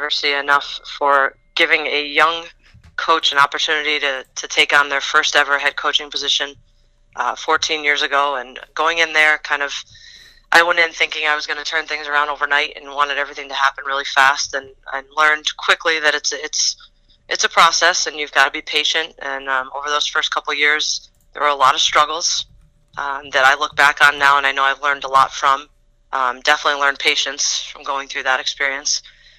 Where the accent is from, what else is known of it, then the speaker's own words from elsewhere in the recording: Scranton, Pennsylvania, United States; growing up in the area that I grew up in Scranton area